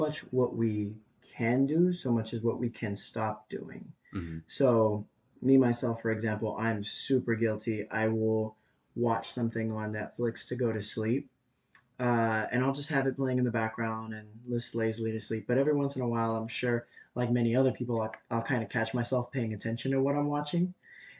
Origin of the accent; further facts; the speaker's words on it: Madera, California, United States; born and raised in Madera too